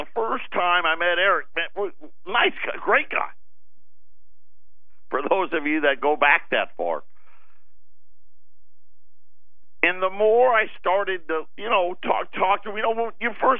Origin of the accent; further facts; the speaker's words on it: Syracuse, New York, United States; I'm a huge Syracuse fan. My hometown, that's where I was born and raised